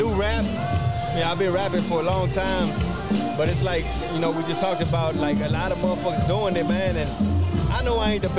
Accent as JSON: {"language": "English", "town": "Houston", "region": "Texas", "country": "United States", "tie": "born or raised there", "said": "I grew up in North Central."}